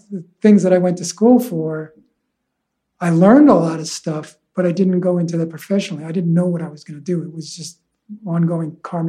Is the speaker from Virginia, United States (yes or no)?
no; Huntington, New York, United States; also born or lived in Manhattan, New York City; I grew up on Long Island.